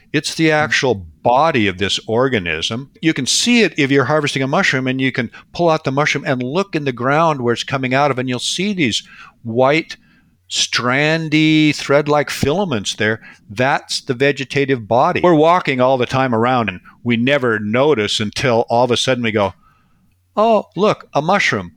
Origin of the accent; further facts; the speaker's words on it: Washington, United States; now in British Columbia, Canada; I grew up in Washington State. So I grew up in this ecosystem out here